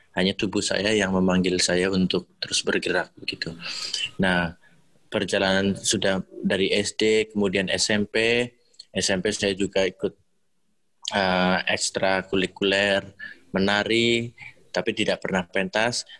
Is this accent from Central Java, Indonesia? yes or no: yes; Banyumas, Central Java, Indonesia; also born or lived in Surakarta; tarian daerah saya sendiri, yaitu Banyumas